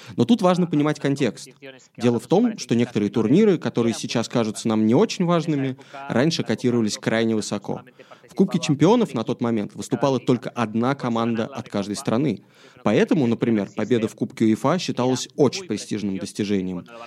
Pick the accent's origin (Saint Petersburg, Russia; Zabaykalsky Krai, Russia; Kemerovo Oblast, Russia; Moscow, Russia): Moscow, Russia; moved away as an adult; also born or lived in London; я родился и вырос в Москве